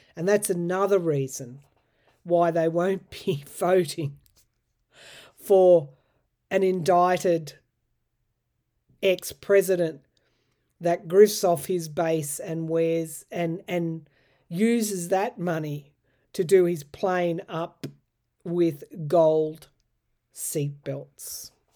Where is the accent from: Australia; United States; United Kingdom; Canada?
Australia; I know as an Australian